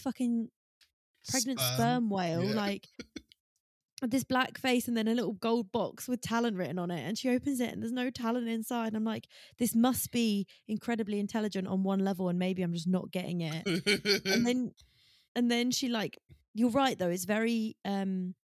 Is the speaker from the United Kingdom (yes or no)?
yes; Essex, East of England, United Kingdom; I am from Essex